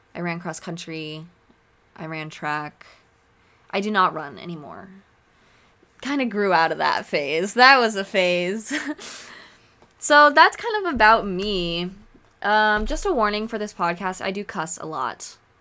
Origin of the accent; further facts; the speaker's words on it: Oregon, United States; moved away as an adult; also born or lived in Chicago / London; now in Arizona, United States; I grew up in Oregon. I lived in Oregon all my life.